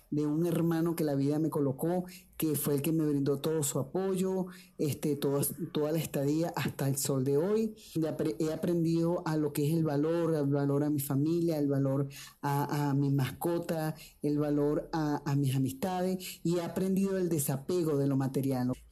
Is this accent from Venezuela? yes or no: yes; Venezuela; moved away as an adult; now in Medellín, Colombia; sigo y creo en mi país, sigo apostando a Venezuela, espero estar pronto en Venezuela